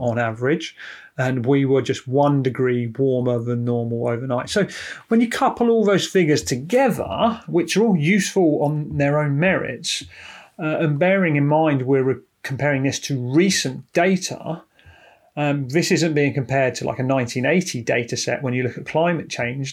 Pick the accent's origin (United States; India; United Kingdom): United Kingdom; We're British